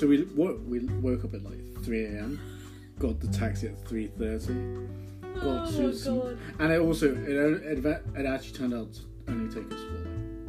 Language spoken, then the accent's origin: English; Guatemala; born there; I was born in Guatemala in 1997.